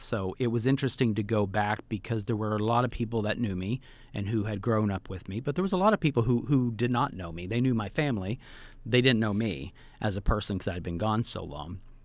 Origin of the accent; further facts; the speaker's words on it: Tonkawa, Oklahoma, United States; now in New York, United States; I live in New York, but I grew up in a small farm town in Oklahoma.